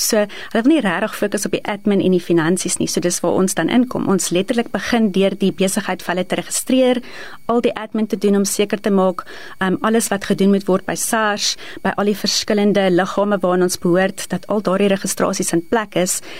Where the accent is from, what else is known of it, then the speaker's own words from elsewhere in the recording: East Rand, Gauteng, South Africa; ek is gebore in die Oosrand, altyd in die Oosrand gebly en daar grootgeword